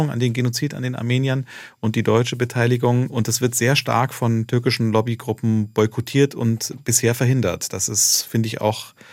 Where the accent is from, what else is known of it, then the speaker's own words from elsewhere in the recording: Turkey; ob ich sozusagen als, als äh, äh ähm, Türke mit Migrationsgeschichte äh, äh, mich, also äh, mir vorstellen könnte